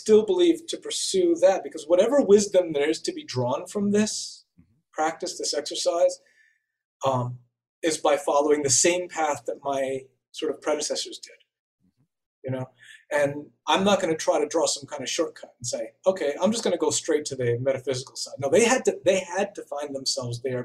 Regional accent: New York City, New York, United States; moved away; I grew up in New York City in the Bronx and in the 70s and 80s

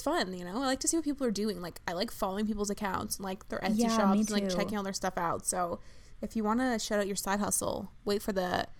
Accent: Vancouver Island, British Columbia, Canada; I'm from Vancouver Island.

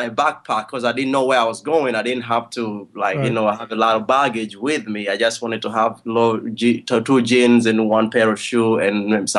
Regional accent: Kampala, Central Region, Uganda; also born or lived in New York; now in Los Angeles, United States; Okay, I'm from Uganda, East Africa. Wow. I was born in Kampala. Yeah, I was born in Kampala.

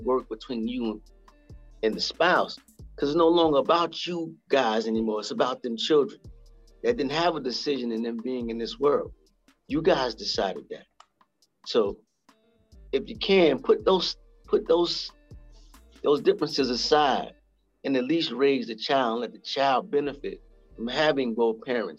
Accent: New York, United States; moved away; also born or lived in South Carolina / Greenwich Village, New York; I was born and raised in New York in the Bronx, grew up part of my life in Greenwich Village, even though I was born in the Bronx

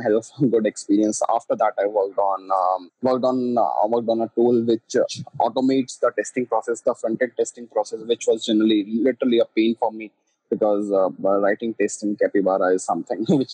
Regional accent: Delhi, India; I'm from Delhi, India.

